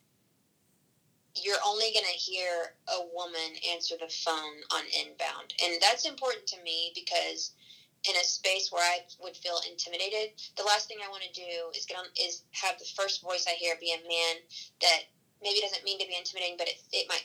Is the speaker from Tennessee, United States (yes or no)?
no; Texas, United States; Growing up in Texas